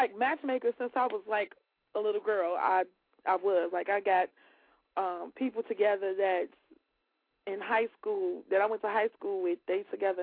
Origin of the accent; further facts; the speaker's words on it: Chicago, Illinois, United States; accent: West Side; I'm from the West Side because of the way I say a car.